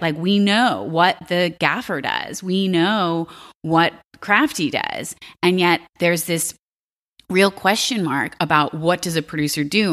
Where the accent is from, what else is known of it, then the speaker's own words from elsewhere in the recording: Alexandria, Virginia, United States; I grew up in Virginia.